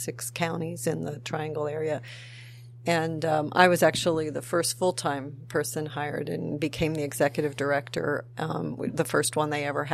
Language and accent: English; central New Jersey, United States; moved away as an adult; also born or lived in Tucson, Arizona; now in North Carolina, United States; I'm actually originally from New Jersey, central New Jersey